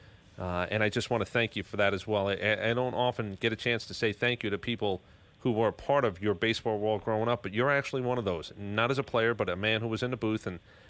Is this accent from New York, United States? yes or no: yes; New York, United States; every once in a while, you fall back to that growing up in New York, and you got to respect your elders.